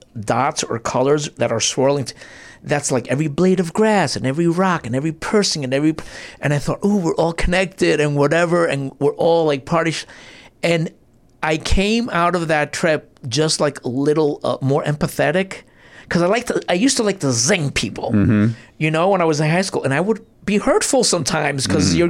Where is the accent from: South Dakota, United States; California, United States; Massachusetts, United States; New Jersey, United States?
New Jersey, United States; I'm from New Jersey.